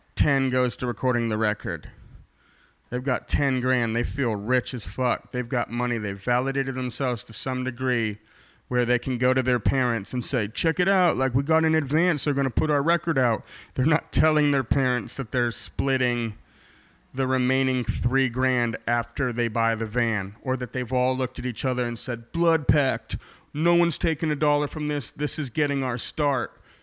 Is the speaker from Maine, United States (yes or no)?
yes; Maine, United States; accent: Maine; now in Portland, United States; I was born in Maine. I got the accent, kid.